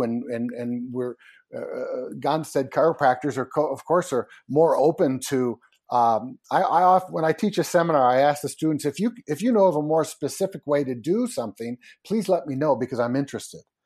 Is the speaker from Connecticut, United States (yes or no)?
yes; Connecticut, United States; I grew up in Connecticut